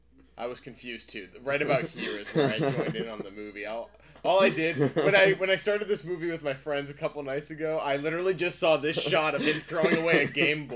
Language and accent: English; Columbus, Ohio, United States; also born or lived in Detroit, Michigan; I wasn't born in Akron. I was raised in Columbus, but born in Detroit